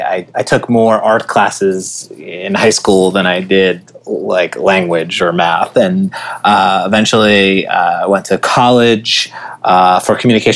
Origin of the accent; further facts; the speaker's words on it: Oceanside, New York, United States; I grew up in Oceanside, New York, which is about 45 minutes outside of Manhattan.